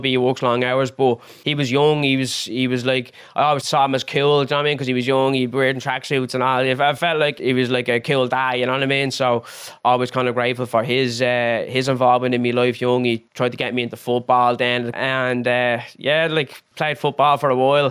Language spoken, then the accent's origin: English; Dublin, Leinster, Ireland; I'm from Finglas, Finglas South.